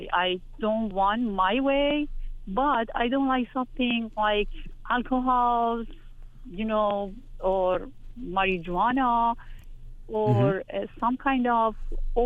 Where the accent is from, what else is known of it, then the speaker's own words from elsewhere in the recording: Iran; moved away as an adult; now in United States; I moved from Iran to US. I never had travel even to my very closest country, and I am from a very small city in Iran